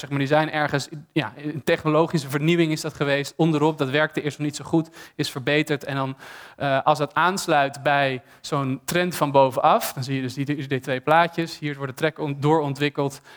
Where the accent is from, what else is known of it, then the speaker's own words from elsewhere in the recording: Amsterdam, North Holland, Netherlands; ik ben stedeling, ik ben geboren en getogen in Amsterdam